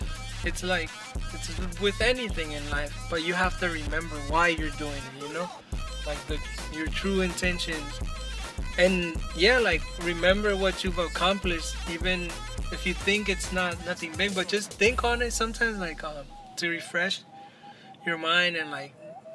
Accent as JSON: {"language": "English", "town": "San Francisco", "region": "California", "country": "United States", "said": "I'm from San Francisco, and I, like, see that, and it makes me sad, bro"}